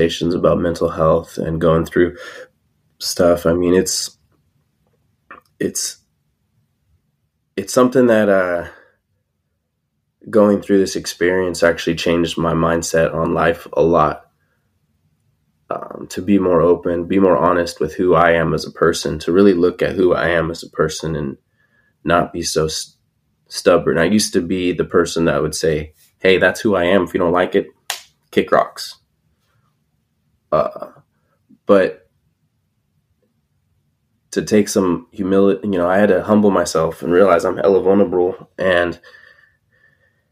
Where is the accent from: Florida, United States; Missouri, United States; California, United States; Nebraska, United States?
California, United States; I'm from California